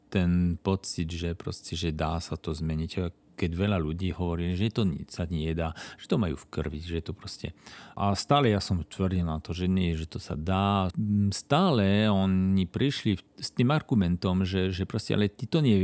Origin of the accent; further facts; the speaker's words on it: Belgium; now in Košice, Slovakia; Ja som na Slovensku od roku 2007. Uh-huh. Mhm. Žijem tu v Košiciach.